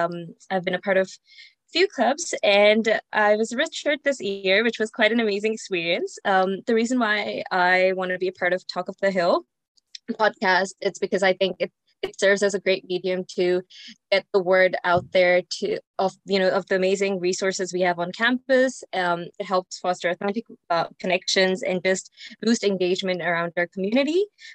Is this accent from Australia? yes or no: no; India; born there; moved away; I was born in India and I've traveled quite a bit since then. I've lived in 9 countries and counting.